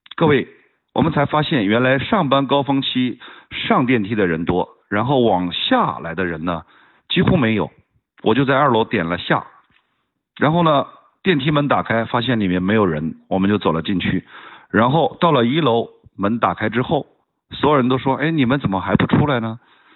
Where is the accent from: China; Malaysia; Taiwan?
China; 我作为一个中国人非常地自豪